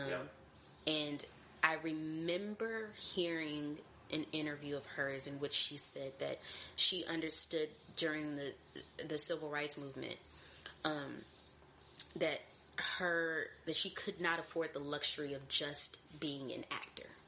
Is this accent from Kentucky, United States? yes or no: yes; Hopkinsville, Kentucky, United States; now in Atlanta, United States; I am originally from Hopkinsville, Kentucky, um, and that's about 45 minutes outside of Nashville, Tennessee